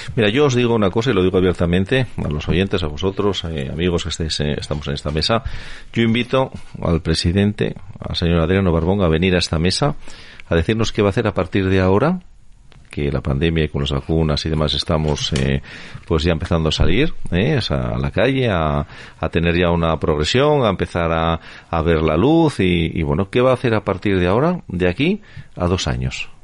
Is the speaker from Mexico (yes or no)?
no; Spain; así somos los españoles